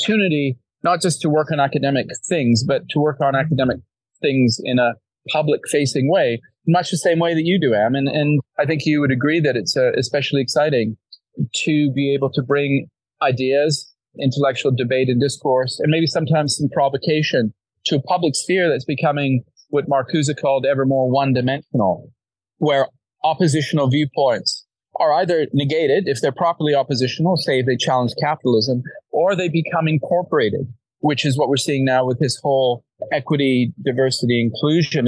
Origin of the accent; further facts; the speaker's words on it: Vancouver area, British Columbia, Canada; also born or lived in London, United Kingdom / Toronto, Canada / Berkeley, United States; my hometown